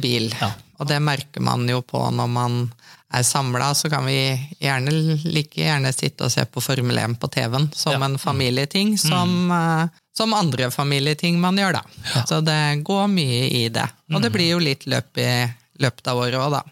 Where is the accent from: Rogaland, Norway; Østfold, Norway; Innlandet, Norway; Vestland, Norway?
Østfold, Norway; Trøgstad; also born or lived in Bergen / Oslo; jeg er født i Bergen, men flytta til Trøgstad når jeg var tre år. Så jeg anser meg sjøl for å være indre østfolding